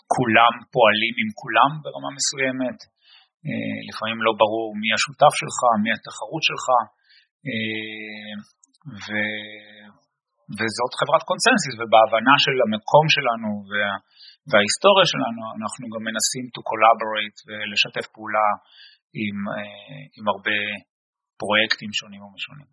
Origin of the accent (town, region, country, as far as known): Israel; born or raised there; moved away as an adult; now in Boston, United States